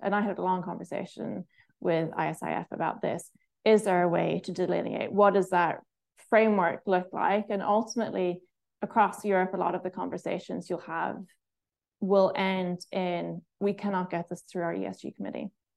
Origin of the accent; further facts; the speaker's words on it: Ireland; one of the pros of being Irish